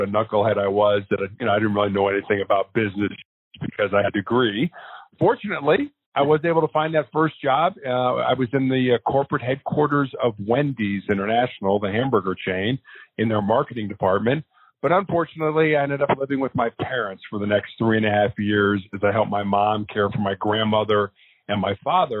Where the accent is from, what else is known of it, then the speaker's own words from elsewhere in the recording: Chicago, Illinois, United States; I was born and raised in Chicago, Illinois